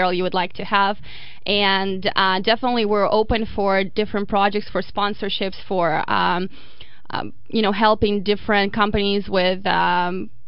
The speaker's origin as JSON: {"language": "English", "town": "Voronezh", "region": "Voronezh Oblast", "country": "Russia", "moved": "as an adult", "lives_now": "Memphis, United States", "said": "I am from Russia, from a town that's a Memphis size called Voronezh"}